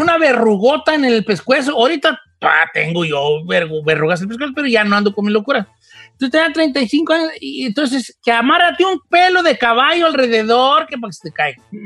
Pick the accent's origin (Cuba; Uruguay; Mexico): Mexico; moved away; also born or lived in Long Beach, California; como buen mexicano